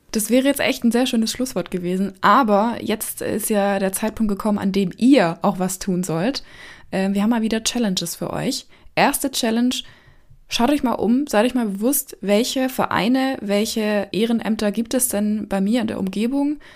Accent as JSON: {"language": "German", "area": "Erlenbach Binswangen", "region": "Bavaria", "country": "Germany", "tie": "born or raised there", "said": "in erlenbach binswangen meinem Heimatort"}